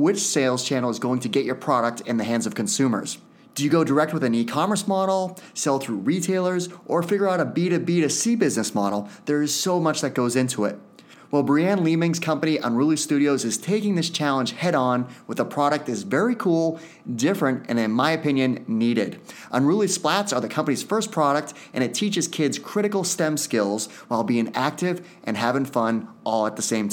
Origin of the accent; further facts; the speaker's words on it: Hooksett, New Hampshire, United States; I grew up in Hooksett, New Hampshire.